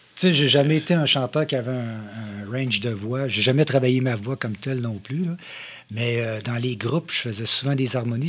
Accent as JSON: {"language": "French", "town": "Shawinigan", "region": "Quebec", "country": "Canada", "tie": "born or raised there", "also_born_or_lived": "Saint-Grégoire / Trois-Rivières", "said": "je viens de Saint-Grégoire, mais je suis arrivé à Shawi euh, très, très tôt"}